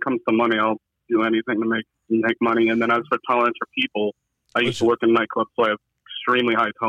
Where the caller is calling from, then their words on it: Orlando, Florida, United States; I'm in Orlando.